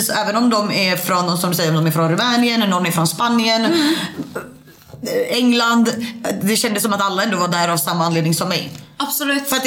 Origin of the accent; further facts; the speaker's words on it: Sweden; jag som svensk